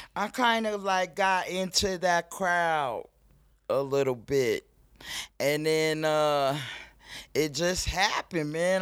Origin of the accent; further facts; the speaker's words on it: Denver, Colorado, United States; I grew up in Montbello